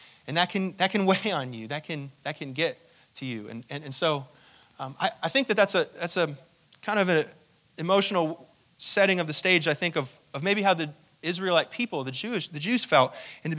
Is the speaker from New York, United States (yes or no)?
yes; New York, United States; we grew up in New York, and so there was always so much snow